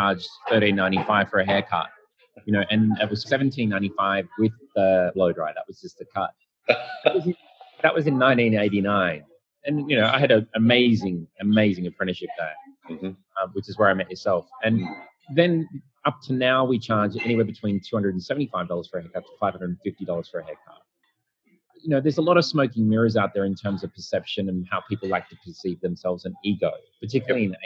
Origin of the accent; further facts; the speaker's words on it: Sydney, New South Wales, Australia; I'm from Australia, Sydney